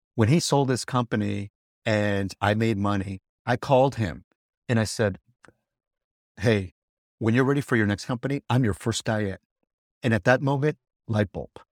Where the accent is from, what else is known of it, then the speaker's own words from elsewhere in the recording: California, United States; California, this, my home state